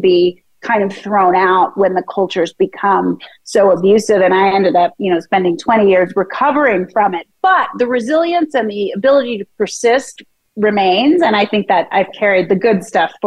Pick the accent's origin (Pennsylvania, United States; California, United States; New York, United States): Pennsylvania, United States; Philadelphia; moved away; also born or lived in San Francisco; I was born in Philadelphia